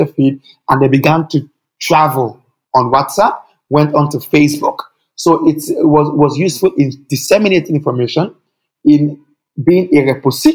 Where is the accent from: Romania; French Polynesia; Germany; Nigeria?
Nigeria; I'm from Nigeria, that same country you hear about. That's where I'm from, and that's what I carry around.